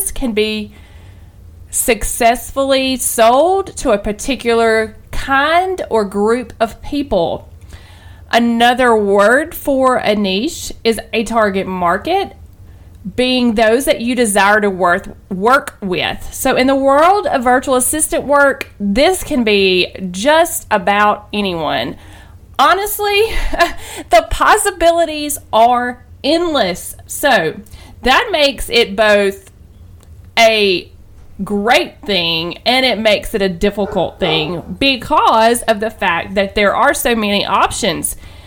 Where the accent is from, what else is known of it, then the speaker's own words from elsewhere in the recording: the South, Southern United States, United States; accent: southern; I know that my accent, my wonderful southern accent